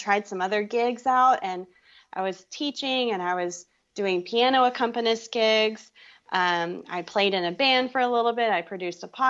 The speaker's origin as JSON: {"language": "English", "town": "Fort Worth", "region": "Texas", "country": "United States", "tie": "born or raised there", "also_born_or_lived": "Boston", "said": "I grew up in Fort Worth, Texas"}